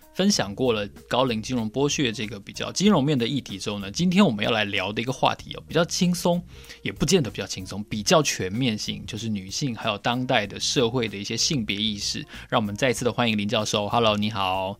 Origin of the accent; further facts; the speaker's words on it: Taiwan; 我们台湾人